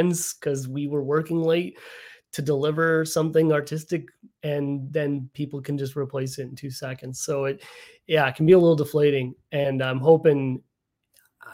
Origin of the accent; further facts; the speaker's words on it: Chicago suburbs, Illinois, United States; I grew up in the Chicago suburbs.